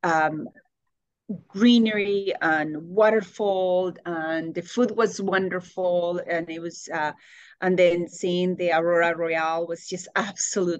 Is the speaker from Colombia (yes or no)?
yes; Bogotá, Colombia; English is a second language; now in Indianapolis, United States; I grew up in Bogota, Colombia